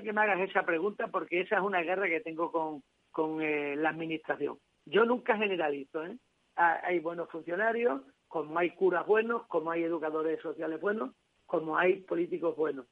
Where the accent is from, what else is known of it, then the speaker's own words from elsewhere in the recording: a village near Guadalupe, Extremadura, Spain; now in Cáceres, Spain; a mi pueblo, en la sierra de, en una sierra de aquí de, Extremadura, al, lado de Guadalupe, en Bertocana